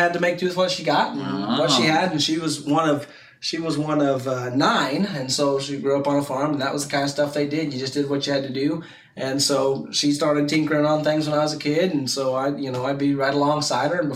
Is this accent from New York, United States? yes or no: no; Montgomery City, Missouri, United States; I grew up over outside of a little town called Montgomery City, about an hour and a half away